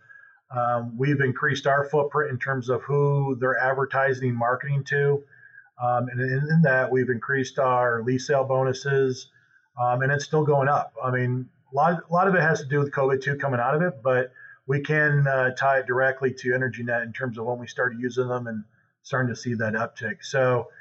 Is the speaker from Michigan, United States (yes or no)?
yes; Michigan, United States; moved away as an adult; now in Oklahoma, United States; I'm originally from Michigan. So I came down to OSU for my master's in geology